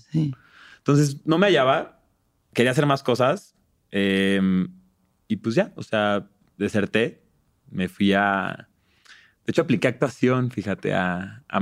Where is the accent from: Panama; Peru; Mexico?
Mexico; pues soy mexicano, ¿no? No soy gringo en ese entonces.